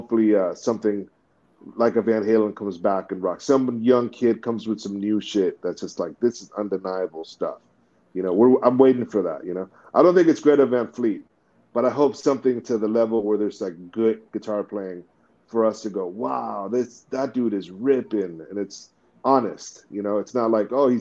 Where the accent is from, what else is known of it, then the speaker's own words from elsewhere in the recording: Bay Area, California, United States; growing up in the Bay Area